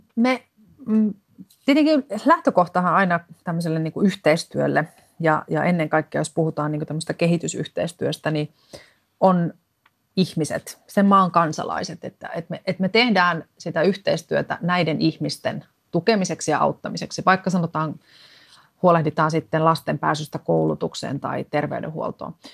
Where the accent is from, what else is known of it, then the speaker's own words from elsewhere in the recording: Finland; tulen Suomesta